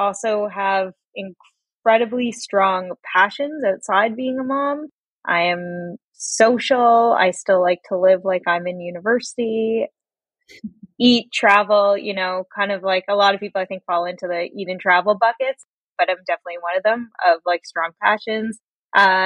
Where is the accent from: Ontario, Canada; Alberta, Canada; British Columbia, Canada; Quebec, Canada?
Ontario, Canada; Toronto; I was born in Toronto, Canada. I lived here all my life